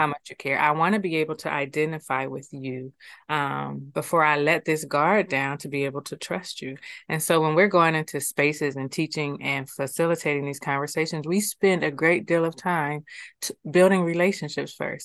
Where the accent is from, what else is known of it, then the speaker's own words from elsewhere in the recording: Columbus, Ohio, United States; now in Akron, United States; born and raised in Columbus.